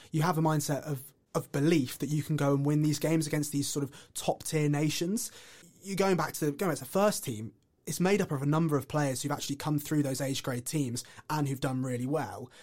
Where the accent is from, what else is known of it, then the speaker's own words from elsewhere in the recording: England, United Kingdom; as an Englishman